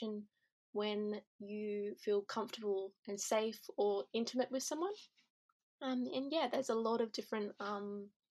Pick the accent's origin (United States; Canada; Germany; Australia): Australia; Perth, Western Australia; I'm from Perth, Western Australia.